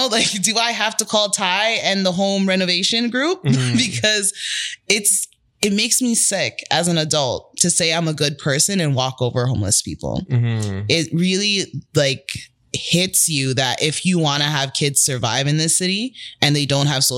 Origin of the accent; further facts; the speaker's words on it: Toronto, Ontario, Canada; growing up in Rexdale, I wasn't from a bad neighborhood.